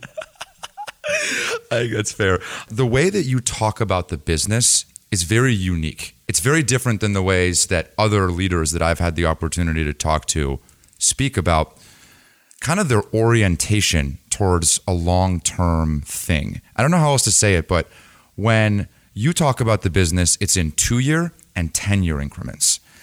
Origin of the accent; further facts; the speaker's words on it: San Diego, California, United States; I grew up in San Diego